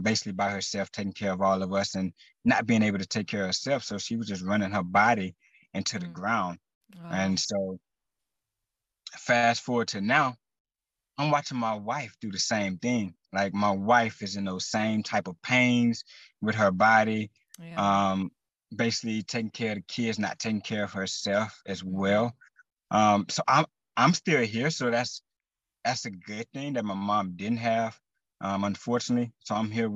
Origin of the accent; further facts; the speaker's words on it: Texas, United States; I am from Texas